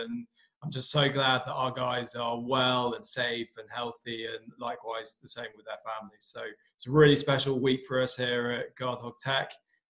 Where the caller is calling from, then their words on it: United Kingdom; So calling in from our office in the UK